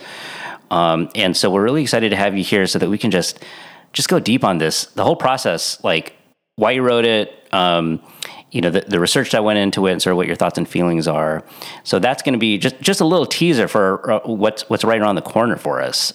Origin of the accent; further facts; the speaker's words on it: San Diego, California, United States; I'm from San Diego. We don't have snow